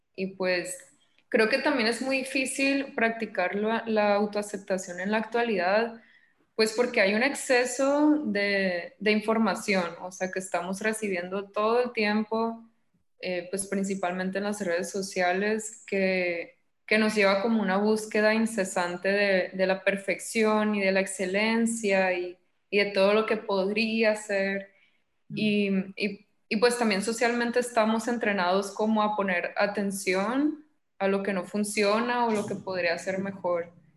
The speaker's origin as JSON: {"language": "Spanish", "town": "Los Mochis", "region": "Sinaloa", "country": "Mexico", "tie": "born or raised there", "said": "yo nací en Mochis, tengo 26"}